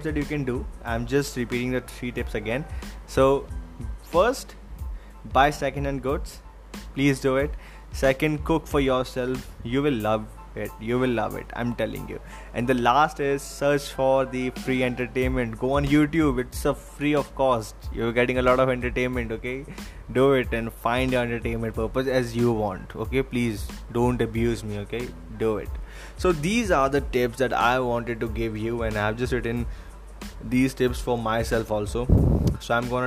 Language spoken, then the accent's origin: English; Delhi, India; I'm from Delhi